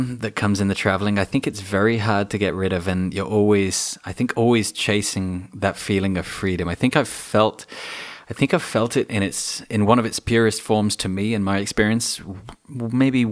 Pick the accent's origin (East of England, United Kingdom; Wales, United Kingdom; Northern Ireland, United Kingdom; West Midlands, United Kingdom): West Midlands, United Kingdom; Shropshire; I grew up in Edgemont, a little rural village